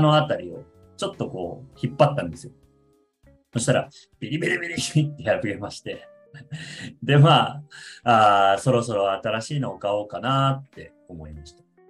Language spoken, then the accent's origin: Japanese; Aichi, Japan; moved away; 出身は愛知なので、で両親は愛知に住んでて